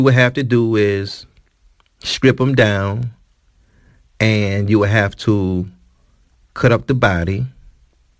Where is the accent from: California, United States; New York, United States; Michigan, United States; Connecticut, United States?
Michigan, United States; Detroit; In the city of Detroit, my hometown